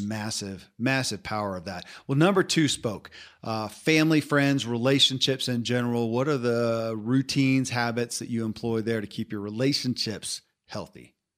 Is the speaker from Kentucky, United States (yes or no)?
yes; Kentucky, United States; I grew up in Kentucky